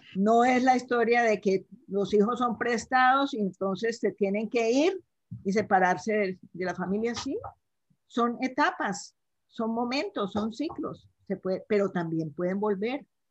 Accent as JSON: {"language": "Spanish", "town": "Cali", "region": "Valle del Cauca", "country": "Colombia", "tie": "born or raised there", "said": "yo nací en Cali, Colombia, soy de Cali, Colombia, y en un hogar con cuatro hermanas"}